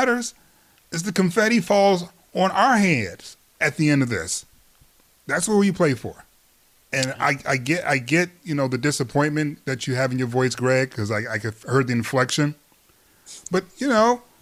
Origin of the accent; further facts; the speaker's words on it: Detroit, Michigan, United States; my hometown team